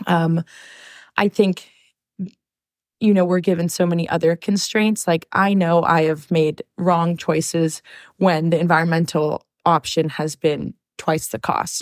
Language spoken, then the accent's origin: English; Long Beach, California, United States; I'm born and raised in Long Beach here, like two miles away from here